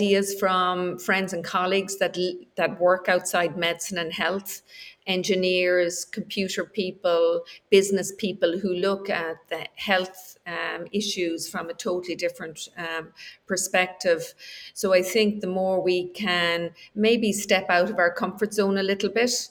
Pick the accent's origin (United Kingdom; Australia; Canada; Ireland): Ireland; also born or lived in United States; we're Irish